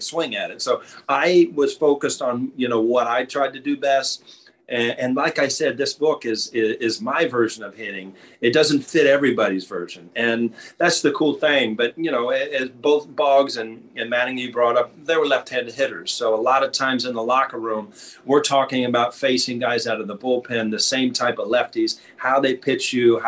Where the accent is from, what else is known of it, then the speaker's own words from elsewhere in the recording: Ohio, United States; growing up in Ohio